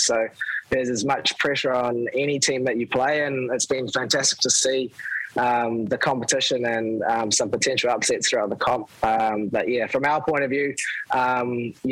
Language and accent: English; Australia; being an Aussie